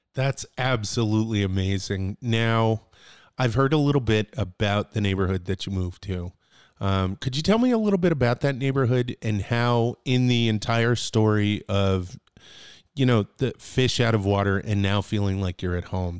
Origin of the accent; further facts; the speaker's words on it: New Britain, Connecticut, United States; I'm from hard hitting New Britain.